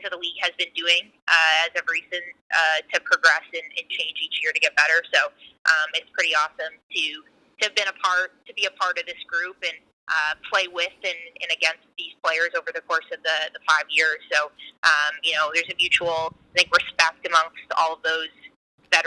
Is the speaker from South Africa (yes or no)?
no; Vancouver, British Columbia, Canada; moved away as an adult; also born or lived in Boston / Connecticut / New Jersey; I grew up in Vancouver, Canada, and went to school all the way on the opposite coast, of the continent.